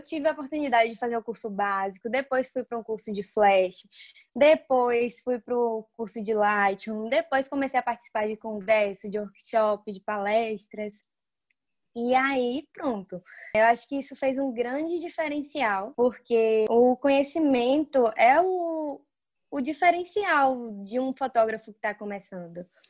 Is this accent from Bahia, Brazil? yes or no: yes; Varzedo, Bahia, Brazil; Eu moro em Varzedo, é uma cidade bem pequena no interior da Bahia. Tenho muito orgulho de onde eu venho